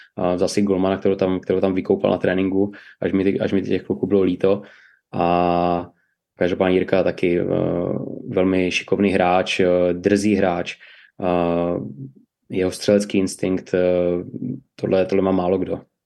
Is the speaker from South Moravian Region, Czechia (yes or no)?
no; Ostrava, Moravian-Silesian Region, Czechia; pocházím z Ostravy